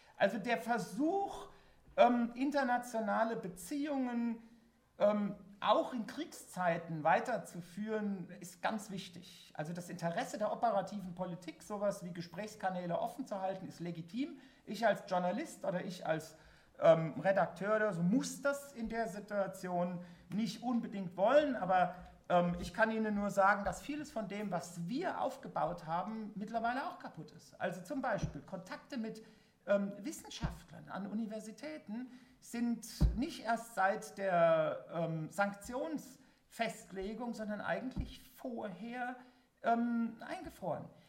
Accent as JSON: {"language": "German", "country": "Germany", "said": "ich als Westdeutscher"}